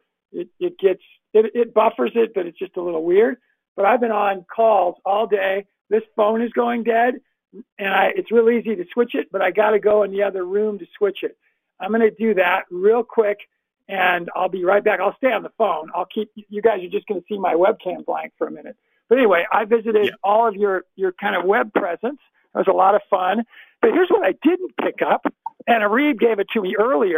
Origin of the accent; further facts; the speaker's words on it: Southern California, United States; accent: generic West Coast; moved away; I have a similar generic English dialect as you do. I'm from Southern California